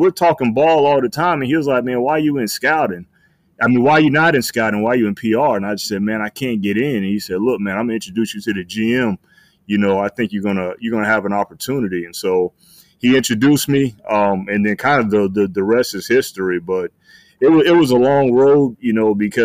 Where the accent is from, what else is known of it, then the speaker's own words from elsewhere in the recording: Tampa, Florida, United States; moved away as an adult; also born or lived in North Carolina; I was raised in Tampa, Florida